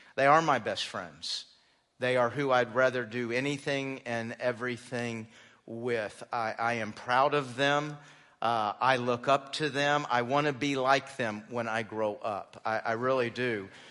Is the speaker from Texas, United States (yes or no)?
yes; Texas, United States; moved away; also born or lived in Phoenix, Arizona / South Carolina; We were mostly raised in Texas